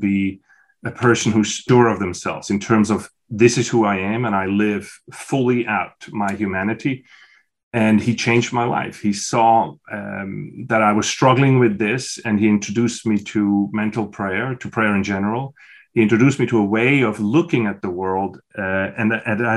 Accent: Switzerland; moved away as an adult; I was born in Switzerland in a small village, and I grew up on the youngest of 6.

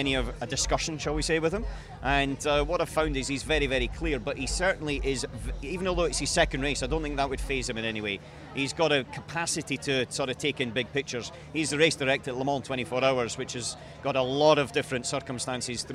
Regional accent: Scotland, United Kingdom; now in Monaco; I come from Scotland.

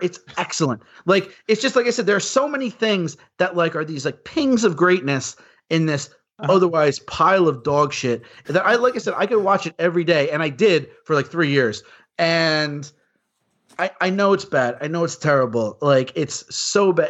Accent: New York, United States; moved away as an adult; now in Los Angeles, United States; I grew up in New York. I moved to Los Angeles to be in the movie industry

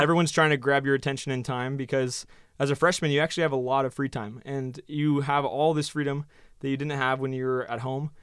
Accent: Oregon, United States; moved away as an adult; also born or lived in New Zealand; now in Phoenix, United States; I was from Oregon originally, so I kind of grew up in the outdoors

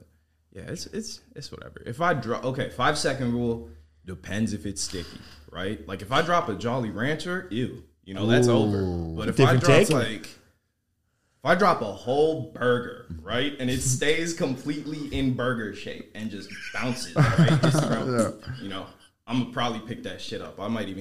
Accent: Minnesota, United States; I've never snowboarded as a Minnesotan.

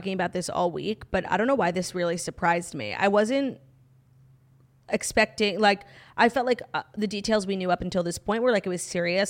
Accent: New York, United States; I'm originally from New York

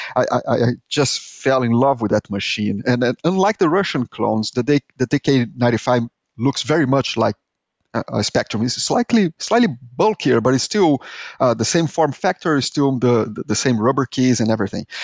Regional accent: Brazil; accent: Brazilian; English is a second language; moved away; I am Brazilian, as you can tell by my horrible accent, is that, and I lived in this third world country

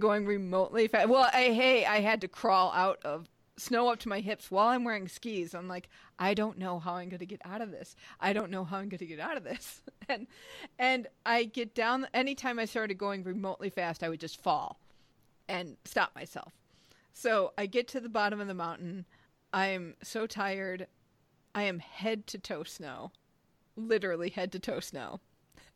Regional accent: Midwest, United States; I grew up in the Midwest

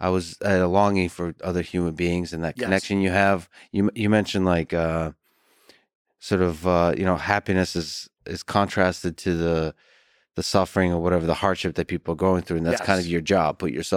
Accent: United States; I'm American through and through

